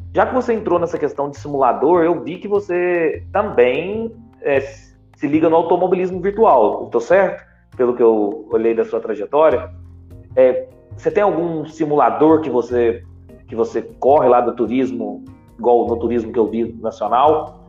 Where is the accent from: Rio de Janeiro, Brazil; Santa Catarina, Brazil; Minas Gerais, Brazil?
Minas Gerais, Brazil; Eu sou de Minas